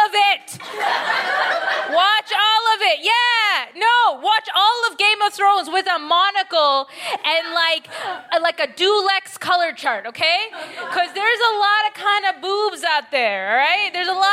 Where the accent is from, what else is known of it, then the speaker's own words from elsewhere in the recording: Canada; accent: Canadian; also born or lived in Bangladesh; now in United Kingdom; My accent is Canadian. I'm British, Bangladeshi, Canadian, actually